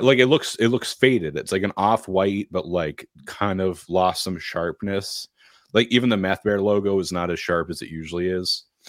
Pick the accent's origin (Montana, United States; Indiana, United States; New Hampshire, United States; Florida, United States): New Hampshire, United States; I'm from New Hampshire.